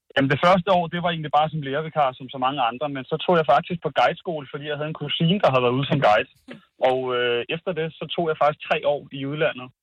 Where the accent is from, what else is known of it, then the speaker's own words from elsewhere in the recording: Vorgod, Central Denmark Region, Denmark; Jeg er fra Vorgod.